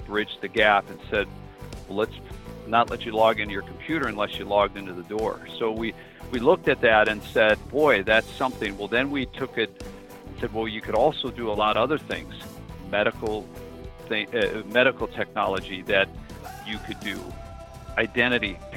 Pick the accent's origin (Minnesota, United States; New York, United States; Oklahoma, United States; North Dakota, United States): Minnesota, United States; moved away; I'm originally from Minnesota and the Norwegian Scandinavian heritage that's dominant up there